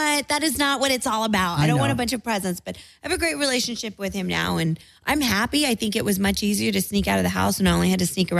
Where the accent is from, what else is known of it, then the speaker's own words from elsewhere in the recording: San Antonio, Texas, United States; also born or lived in California / northern Spain; Born in California, and then I was raised in Texas. We went to San Antonio when I was 6 months old.